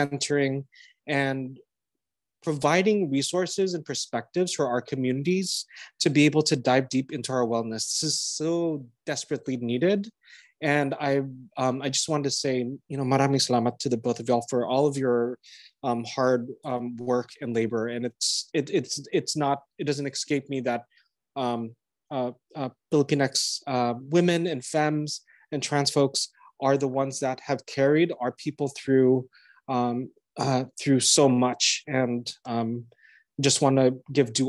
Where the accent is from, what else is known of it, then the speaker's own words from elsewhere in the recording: San Jose, California, United States; moved away as an adult; also born or lived in Manila, Philippines; now in New York City, United States; I was born in Manila in the 70s and came to the US when I was about 2 years old. Raised in the Bay Area, San Jose